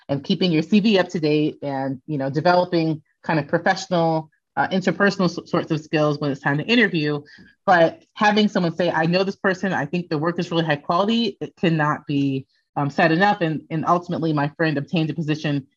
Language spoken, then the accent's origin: English; Phoenix, Arizona, United States; moved away as an adult; I'm from Phoenix. I did my undergraduate degree at Arizona State University